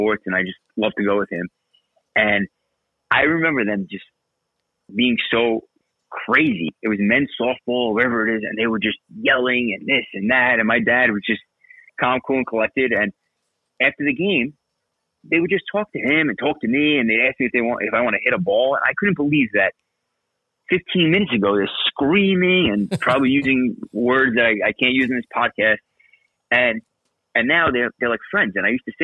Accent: New York City, New York, United States; moved away as an adult; also born or lived in Brooklyn / Staten Island; now in Central Jersey, United States; I lived in Brooklyn until I was about 12. And then I moved to Staten Island, where I've spent, you know, a large portion of my life until I got married. And then now I'm in Central Jersey

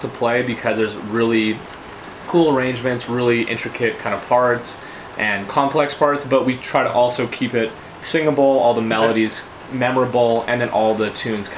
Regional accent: Winnipeg, Manitoba, Canada; I'm a Winnipegger.

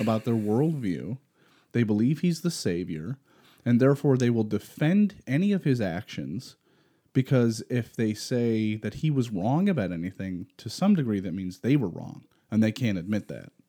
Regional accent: Rochester, New York, United States; we're from Rochester

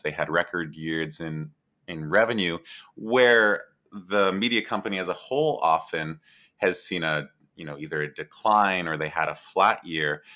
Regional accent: Canada; I'm Canadian.

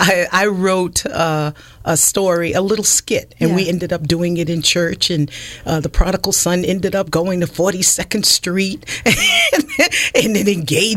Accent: the South, United States; accent: Southern; So I was put into speech, and with those processes, I pretty much lost my Southern accent.

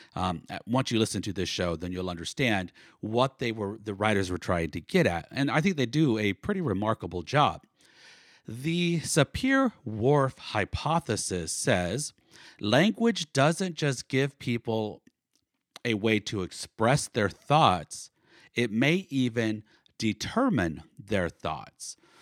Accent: Northern California, United States; now in Oklahoma, United States; I was born in Oklahoma, but I grew up mostly in Northern California, and then I lived for 22 years in Southern California

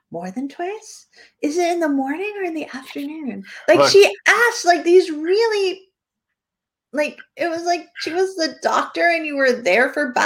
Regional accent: New Hampshire, United States; I'm from New Hampshire, not Florida

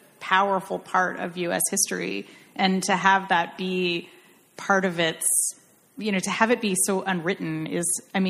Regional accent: Irvine, California, United States; I'm from Irvine.

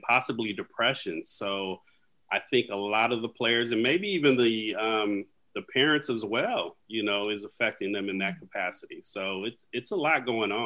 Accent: Vallejo, California, United States; So I'm from Vallejo, California, up in the Northern Bay area.

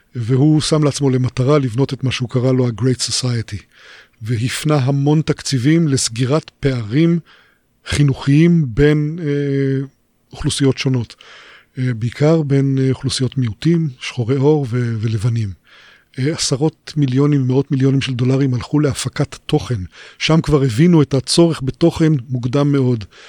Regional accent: Israel; אני נולדתי בקיבוץ

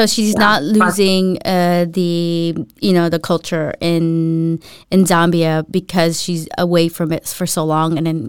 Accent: Philippines; moved away; when I went to the U.S. when I was younger from the Philippines, there was a big group of Filipinos or Filipinas that would hang out.

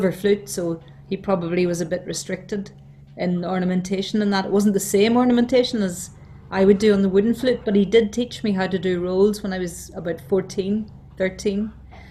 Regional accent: County Down, Northern Ireland, United Kingdom; moved away as an adult; also born or lived in Belfast; now in Dublin, Ireland; I moved to Belfast from County Down when I got married in 1977.

